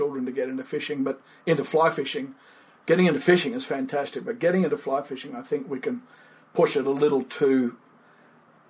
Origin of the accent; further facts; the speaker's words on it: Fiji; now in Australia; Born and raised in Fiji. In the tropics, grew up fishing